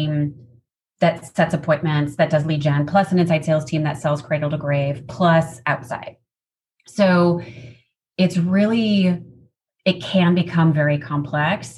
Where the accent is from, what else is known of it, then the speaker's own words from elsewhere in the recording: Chicago, Illinois, United States; moved away as an adult; also born or lived in Seattle; now in Southern California, United States; born and raised in the Midwest in the Chicagoland area suburbs. So still identify as a Midwesterner, even though now being in Southern California